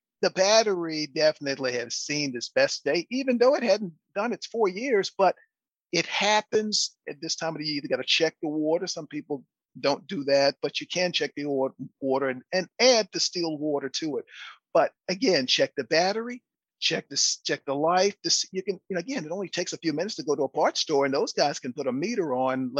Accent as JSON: {"language": "English", "region": "East Coast", "country": "United States", "tie": "born or raised there", "moved": "yes", "lives_now": "Houston, United States", "said": "I grew up with snow up to my belly button growing up on the East Coast"}